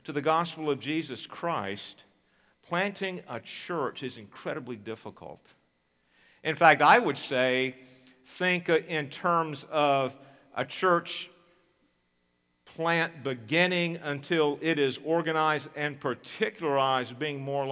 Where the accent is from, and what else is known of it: United States